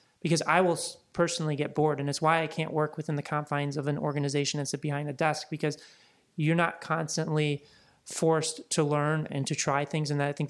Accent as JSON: {"language": "English", "region": "Midwest", "country": "United States", "tie": "born or raised there", "also_born_or_lived": "Laguna Beach", "lives_now": "Los Angeles, United States", "said": "But to me, like growing up in the Midwest, and then I lived in Laguna for about 3.5-4 years, living on the ocean and being in the water is just extremely peaceful."}